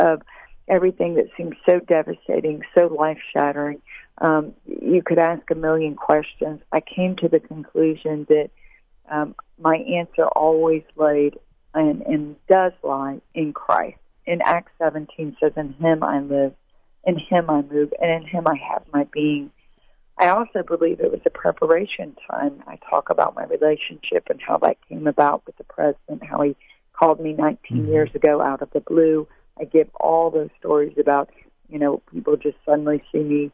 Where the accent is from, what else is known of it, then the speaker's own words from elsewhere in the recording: Tupelo, Mississippi, United States; my hometown, Tupelo, Mississippi